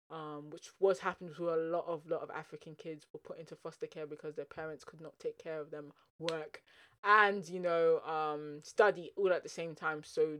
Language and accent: English; England, United Kingdom; I would say that I'm English to a certain extent, but I'll also say that I'm Nigerian to a certain extent